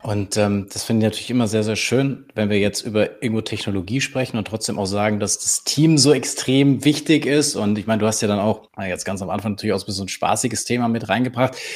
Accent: Bavaria, Germany; als Bayer

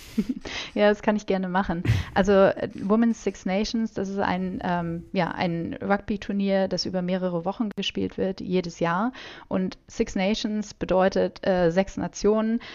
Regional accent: Germany; mich auch als Deutsche

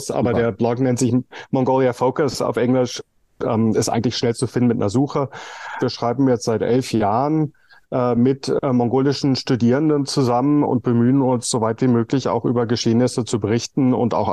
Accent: Berlin, Germany; ich bin in West Berlin groß geworden

